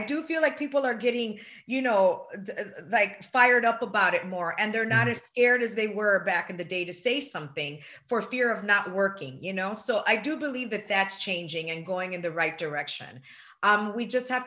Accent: Puerto Rico; I'm Puerto Rican

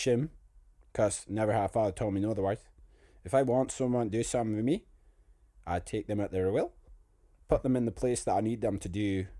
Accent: Scotland, United Kingdom; but I'm Scottish, cold blooded, you can't see me.

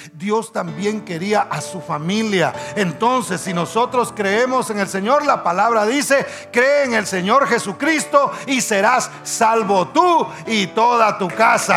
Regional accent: Guatemala; decimos nosotros en Guatemala

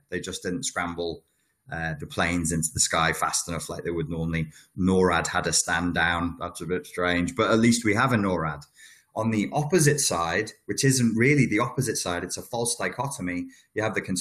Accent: United Kingdom; I'm British

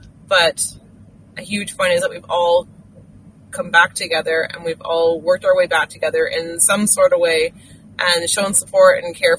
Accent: Canada; I don't know when I lost that feeling of being proud of being a Canadian, but I did somewhere along the lines, and I'm so amazingly thankful to have it back.

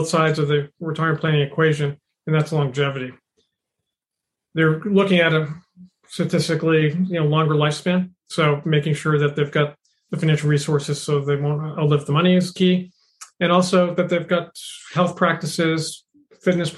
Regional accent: Boston, Massachusetts, United States; growing up in Boston

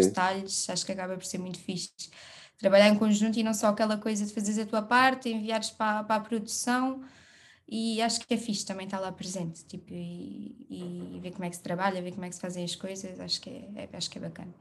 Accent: Évora, Alentejo, Portugal; moved away as an adult; now in Lisbon, Portugal; Sou de Évora, natural de Évora, vivo em Lisboa já há quase seis aninhos

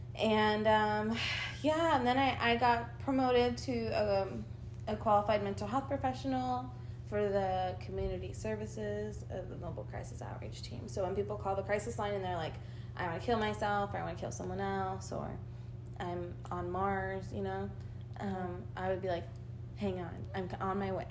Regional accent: Argentina; now in United States; I was born in Argentina. I'm an immigrant, my mom, and I came here in the year 2000.

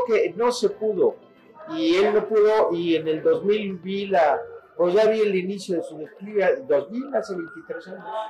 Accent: Mexico; en mi país, yo he conocido todo mi país, todo, conozco todos los estados

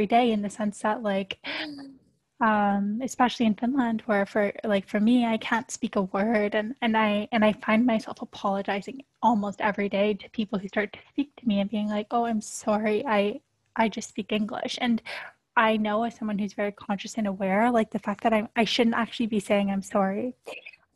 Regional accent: Canada; moved away as an adult; now in Europe; I'm a Canadian living in Europe

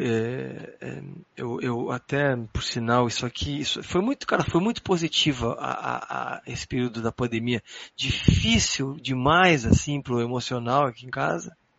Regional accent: Porto Alegre, Rio Grande do Sul, Brazil; moved away as an adult; nunca tinha saído da cidade, né? Tipo, sempre fiquei em Porto Alegre

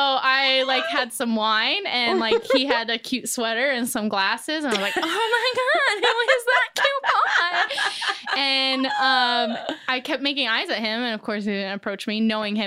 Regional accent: Cheyenne, Wyoming, United States; also born or lived in South Korea / North Dakota / Germany; now in Los Angeles, United States; I'm a military brat. My dad's in the Air Force. So I was born in Cheyenne, Wyoming, moved to Korea, I think a couple times, North Dakota, Germany, and then back to Wyoming.

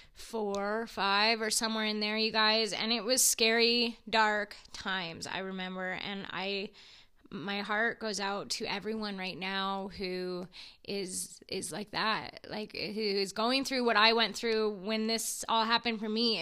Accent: Edson, Alberta, Canada; Edson, my hometown

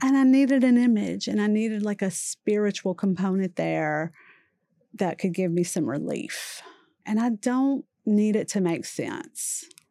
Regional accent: Louisiana, United States; I grew up in Louisiana, immersed in Catholicism

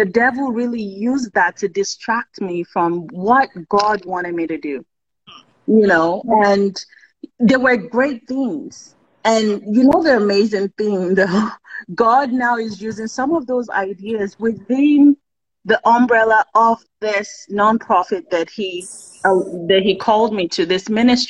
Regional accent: Kogi, Nigeria; I'm from Kogi State.

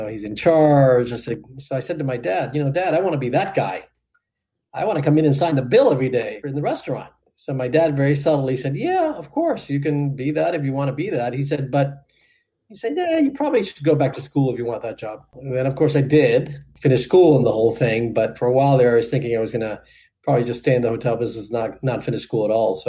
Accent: Miami, Florida, United States; I was fortunate enough to be general manager in my hometown of their biggest hotel

